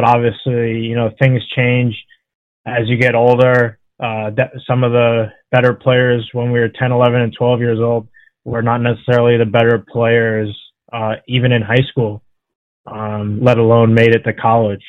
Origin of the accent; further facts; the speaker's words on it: Long Island, New York, United States; I grew up on Long Island in New York